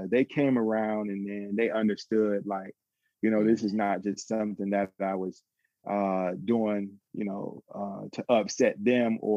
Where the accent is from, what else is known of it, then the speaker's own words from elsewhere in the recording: Atlanta, Georgia, United States; I grew up in Atlanta